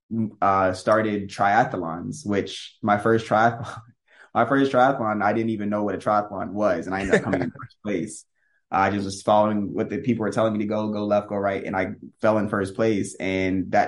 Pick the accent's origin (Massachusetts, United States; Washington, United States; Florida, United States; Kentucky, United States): Florida, United States; Tampa; I was born and raised in Tampa, Florida.